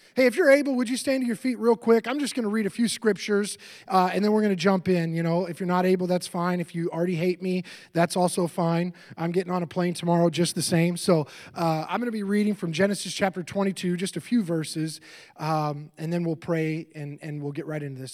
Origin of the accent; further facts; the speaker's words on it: Seattle, Washington, United States; moved away; also born or lived in Florida; I grew up in Seattle, and I lived in Seattle in two thousand five